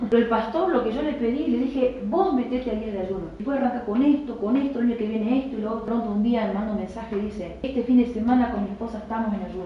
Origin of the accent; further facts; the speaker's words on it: Chaco, Argentina; moved away as an adult; also born or lived in Entre Ríos; nunca salí de Chaco